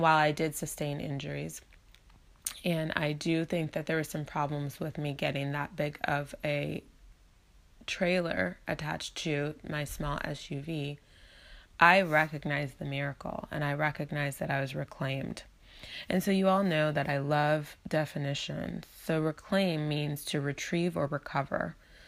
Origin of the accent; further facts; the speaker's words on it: Ann Arbor, Michigan, United States; moved away as an adult; also born or lived in Las Vegas; back to Michigan to come return to my hometown of Ann Arbor